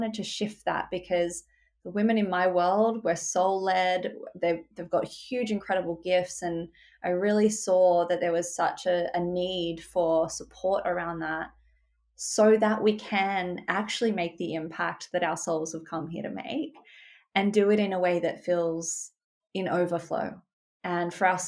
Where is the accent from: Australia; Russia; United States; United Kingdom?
Australia; Sydney, New South Wales; I grew up in Australia. I'm based in Sydney. I've lived here my whole life